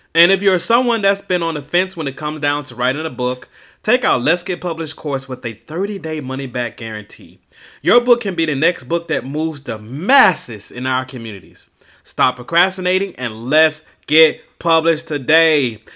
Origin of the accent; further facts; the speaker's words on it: Miami, Florida, United States; I'm originally from Miami, Florida